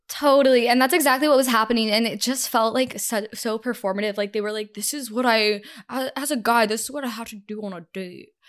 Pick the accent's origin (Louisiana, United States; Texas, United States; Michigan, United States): Texas, United States; moved away as an adult; also born or lived in Canada; I'm a dual citizen, so I grew up in Texas